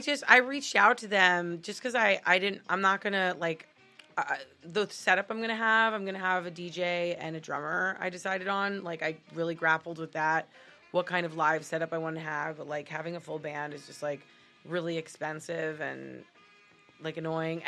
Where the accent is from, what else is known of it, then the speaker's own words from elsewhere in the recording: Miami, Florida, United States; now in Los Angeles, United States; I am originally from Miami, Florida